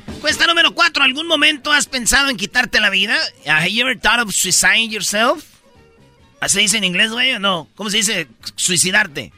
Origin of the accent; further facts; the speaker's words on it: Michoacán, Mexico; en Michoacán somos buenos todos